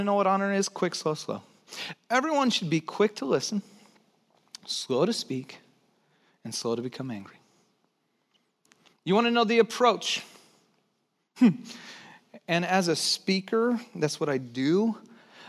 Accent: Santa Cruz, California, United States; also born or lived in Texas; I was born in Texas, but I grew up in Santa Cruz. One of the things that I brought over from Texas, so I moved when I was 9

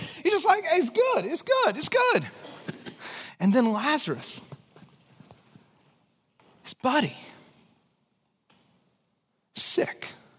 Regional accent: Texas, United States; born there; also born or lived in Santa Cruz / Chicago; Mine, I was born in Texas. That's why I have a funky accent.

